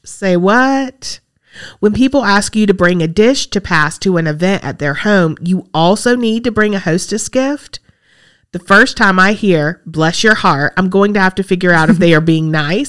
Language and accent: English; Massachusetts, United States; moved away as an adult; now in Webster, United States; I grew up in Massachusetts, 33 years, met the love of my life, and he moved me to Webster, New York, 19 years.